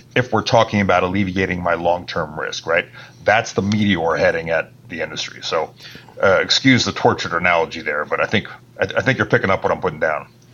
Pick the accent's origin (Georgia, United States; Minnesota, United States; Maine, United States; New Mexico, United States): Maine, United States; Bar Harbor; moved away as an adult; also born or lived in Boston, Massachusetts; that's where I'm from, Bar Harbor, Maine, because my father was an employee of the National Park Service